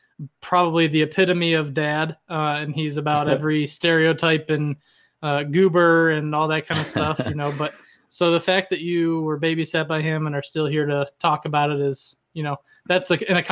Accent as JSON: {"language": "English", "region": "the South", "country": "United States", "tie": "born or raised there", "moved": "yes", "said": "I grew up in the South, so I used to have one of those myself, but I moved away and lost it."}